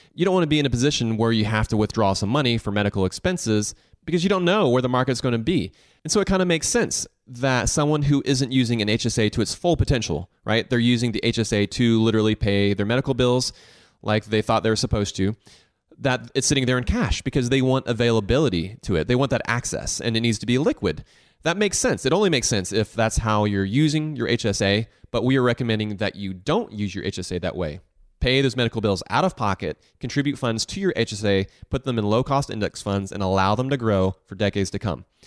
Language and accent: English; the South, United States; I grew up here in the South